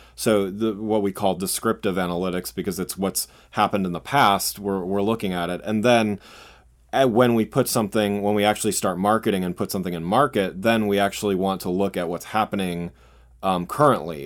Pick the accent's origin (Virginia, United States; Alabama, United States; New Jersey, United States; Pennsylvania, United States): Pennsylvania, United States; Reading; moved away as an adult; also born or lived in Southwest Michigan; now in Washington, DC, United States; I grew up, um, out, outside Philadelphia, um, in a town called Reading, Pennsylvania